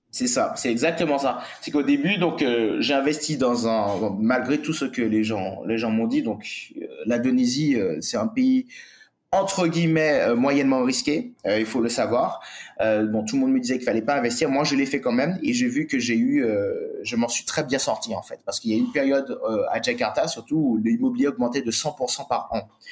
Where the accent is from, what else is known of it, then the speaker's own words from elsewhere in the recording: Martinique; moved away; also born or lived in Bali; j'ai grandi sur une île